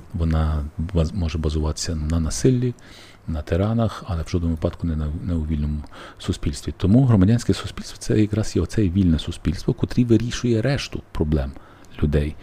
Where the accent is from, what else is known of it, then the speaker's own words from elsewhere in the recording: Lviv, Lviv Oblast, Ukraine; я, як львів'янин